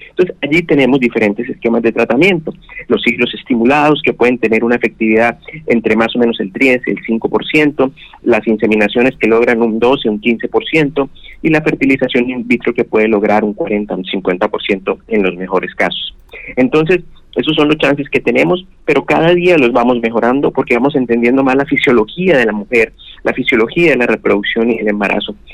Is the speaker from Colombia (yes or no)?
yes; Bucaramanga, Santander, Colombia; also born or lived in Tunja, Boyacá; now in Barranquilla, Colombia; me crié en Bucaramanga